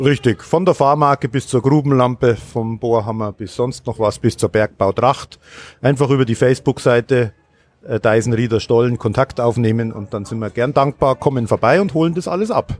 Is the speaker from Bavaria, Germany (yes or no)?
yes; Munich, Bavaria, Germany; ich komme aus München